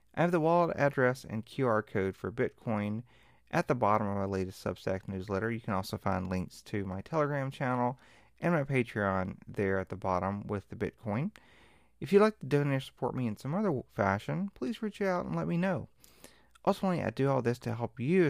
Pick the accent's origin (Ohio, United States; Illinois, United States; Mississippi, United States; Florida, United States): Mississippi, United States; Mississippi Delta, United States; I'm from the Mississippi Delta